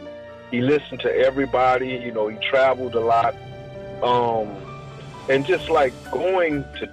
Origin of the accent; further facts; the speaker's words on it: New Orleans, Louisiana, United States; growing up in New Orleans, I've always had music around me.